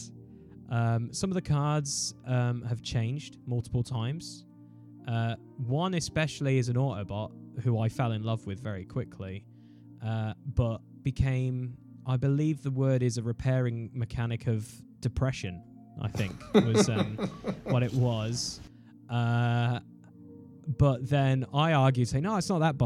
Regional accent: United Kingdom; being British

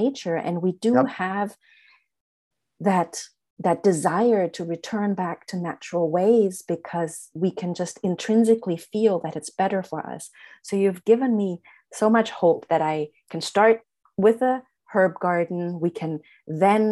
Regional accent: Germany; moved away as an adult; now in United States; I grew up in Germany.

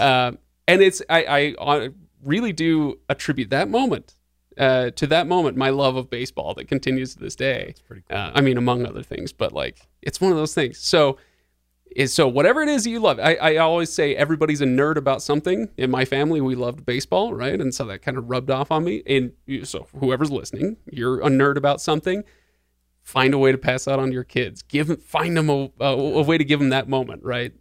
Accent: Seattle, Washington, United States; I grew up in Seattle, where in the '90s, Seattle in the '90s.

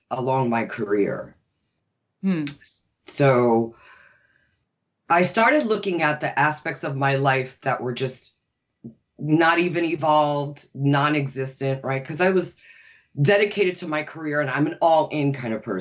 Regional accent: New York, United States; I'm born and raised in New York.

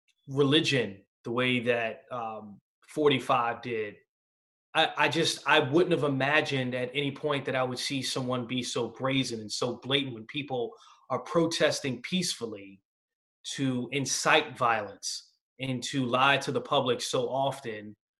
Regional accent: New York, United States; I interned in the World Trade Center. I'm from New York.

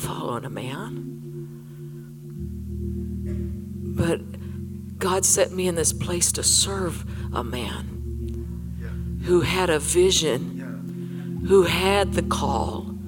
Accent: Colorado, United States; I was from Colorado

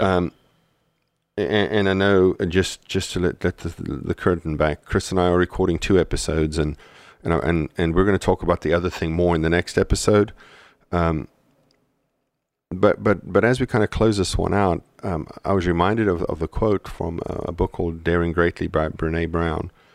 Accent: South Africa; moved away; when we went to South Africa a couple of years into our marriage, um, you know, we landed in my hometown

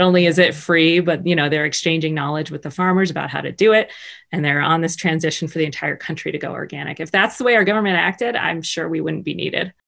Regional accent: Baltimore, Maryland, United States; I grew up in Baltimore in the middle of the city

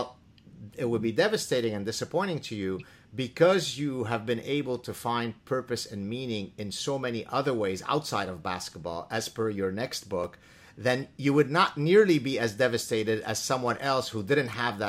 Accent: Canada; Not because he's Canadian and I'm Canadian.

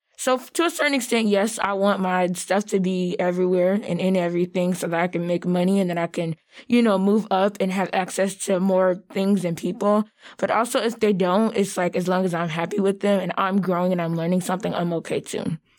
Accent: the South, United States; being Black and from the South

